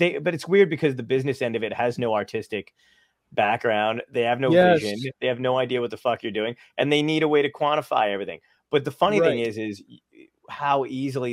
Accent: New York City, New York, United States; I'm born from Brooklyn

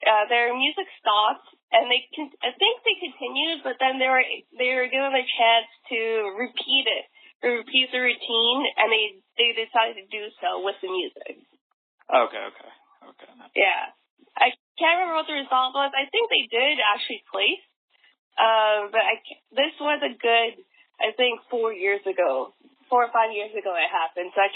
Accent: Vancouver, British Columbia, Canada; moved away as an adult; now in Washington, DC, United States; I'm currently in Vancouver right now. Uh, like just for the, uh, the audience, I'm I'm from Vancouver, but I live in DC.

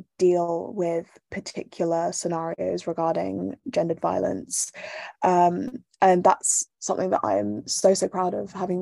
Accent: Bath, South West England, United Kingdom; I grew up in Bath, which is a small city in England

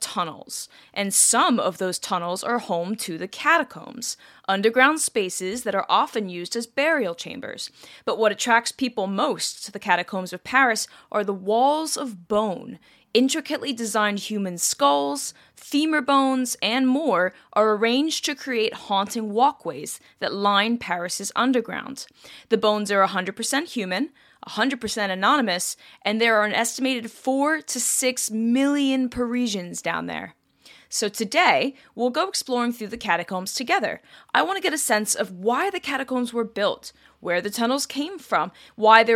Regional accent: England, United Kingdom; I'm English, I'm not French

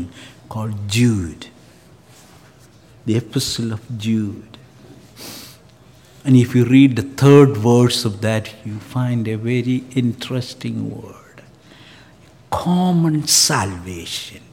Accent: Canada; as a Canadian

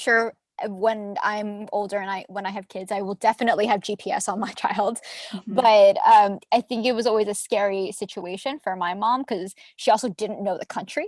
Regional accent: Arizona, United States; I grew up in Arizona

